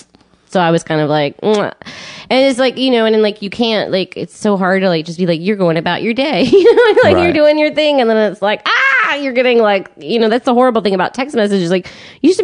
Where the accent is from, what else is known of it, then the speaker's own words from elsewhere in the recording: Texas, United States; now in New York, United States; I'm from Texas